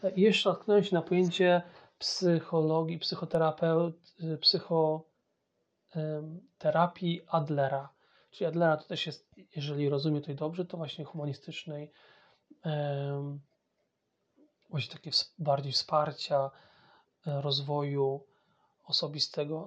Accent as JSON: {"language": "Polish", "country": "Poland", "first_language": "Polish", "moved": "as an adult", "lives_now": "England, United Kingdom", "said": "jestem Polakiem, to jest mój pierwszy język"}